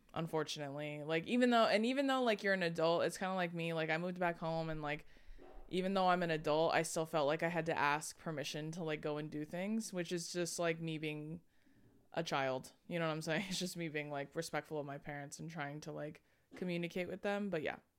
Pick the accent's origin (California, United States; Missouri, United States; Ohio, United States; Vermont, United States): California, United States; Corona; also born or lived in Hawaii; I'm from Corona